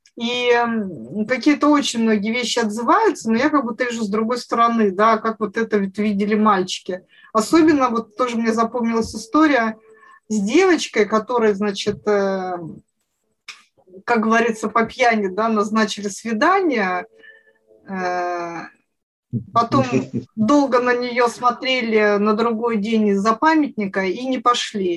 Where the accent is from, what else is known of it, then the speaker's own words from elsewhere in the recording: Siberia, Russia; я провела детство в Сибири